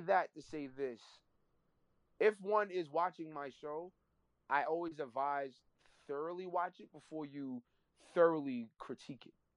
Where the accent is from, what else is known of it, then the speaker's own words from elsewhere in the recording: New York City, New York, United States; also born or lived in Laurelton, Queens; I was born in Harlem. You know what I mean? In East Harlem, I was born in.